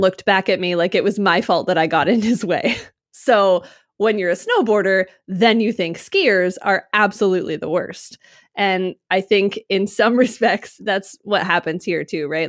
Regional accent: Utah, United States; moved away; also born or lived in Midwest; When I grew up in Utah, I grew up skiing

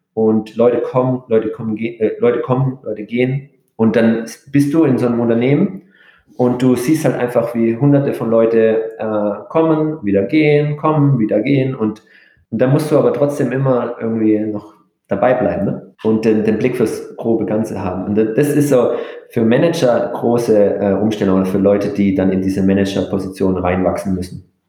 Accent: Germany; also born or lived in Japan; als, als Deutscher

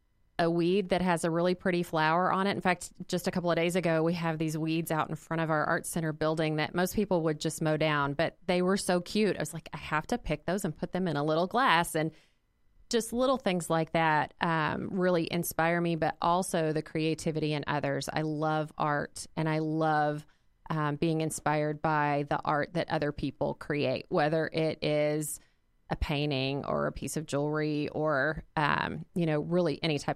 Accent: Arkansas, United States; now in Indianapolis, United States; I am not originally from Indianapolis. I've been here 23 years, moved here from Arkansas, so I'm a Razorback fan.

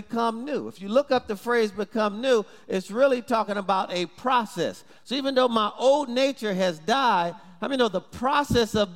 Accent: Detroit, Michigan, United States; growing up in Detroit

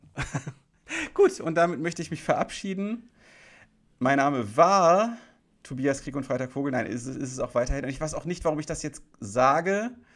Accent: Krefeld, North Rhine-Westphalia, Germany; in Krefeld, meiner Heimatstadt

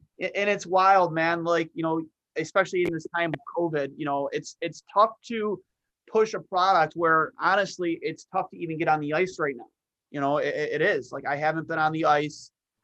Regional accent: Buffalo, New York, United States; born or raised there

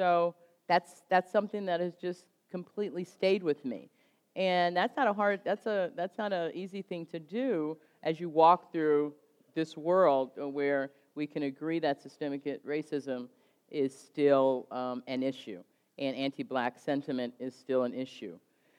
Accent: Oakland, California, United States; now in Montgomery, United States; I was born and raised in Oakland, California, and I was born and raised during the Black Empowerment Movement. And though I was young, 11, 12 at the time

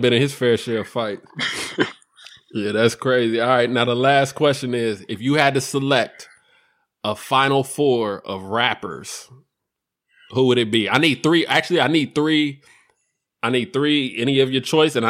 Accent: California, United States; I'm from Cali

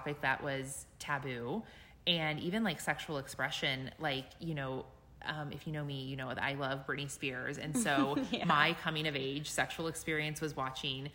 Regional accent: Midwest, United States; I grew up in the Midwest and very close to an area called the Bible Belt

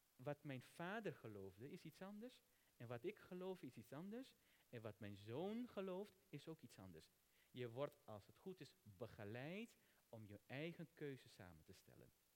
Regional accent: Netherlands; Ik ben een Nederlander die de Hindoese traditie aanhangt. Ik ben geen Indiër. Ik ben geen Surinamer.

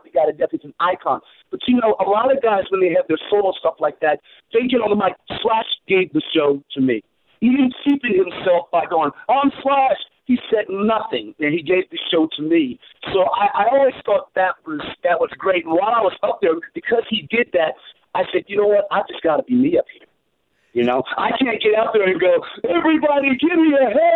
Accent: the American South, United States; now in Fresno, United States; I grew up down south. I grew up below the Mason-Dixon down south.

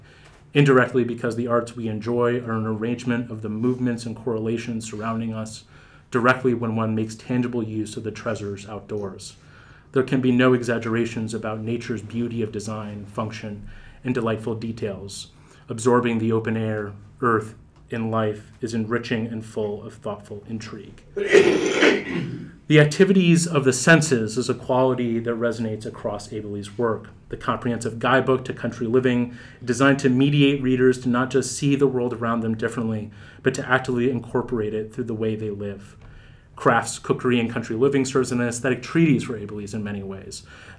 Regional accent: Pittsburgh, Pennsylvania, United States; The buildings stained with soot felt familiar because I grew up in Pittsburgh at a time when the steel mills still operated.

